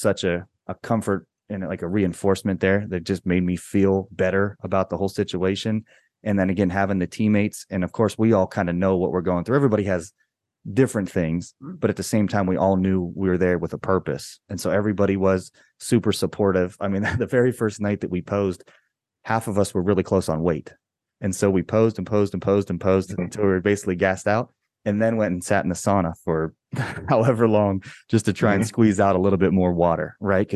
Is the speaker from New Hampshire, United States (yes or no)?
no; Ohio, United States; the dude from Ohio.